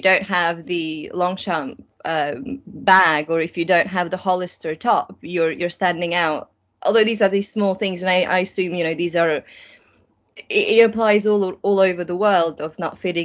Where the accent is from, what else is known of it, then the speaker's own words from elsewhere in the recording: Latvia; also born or lived in Germany; now in United Kingdom; I was born in Latvia. I grew up in this tiny, tiny town of, I think, 7,000 people living there, not far from the Russian border